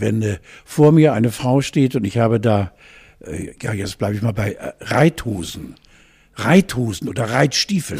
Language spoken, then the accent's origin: German; West Germany, Germany; also born or lived in Hamburg; wir Westis